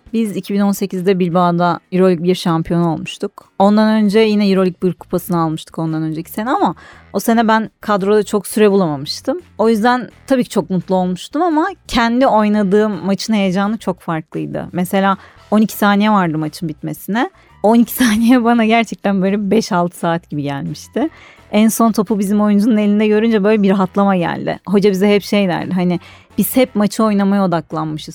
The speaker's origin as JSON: {"language": "Turkish", "region": "Istanbul", "country": "Turkey", "tie": "born or raised there", "said": "1990 yılında İstanbul'da doğdum."}